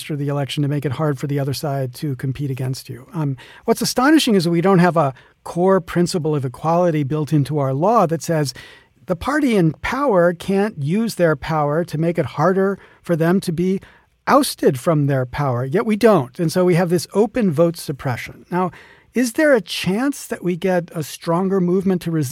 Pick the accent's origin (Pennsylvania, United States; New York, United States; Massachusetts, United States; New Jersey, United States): Pennsylvania, United States; the Kentucky part of; I grew up in the Kentucky part of Pennsylvania.